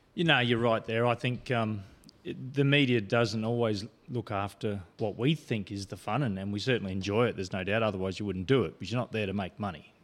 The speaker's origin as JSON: {"language": "English", "town": "Port Augusta", "region": "South Australia", "country": "Australia", "tie": "born or raised there", "also_born_or_lived": "Adelaide / River Murray"}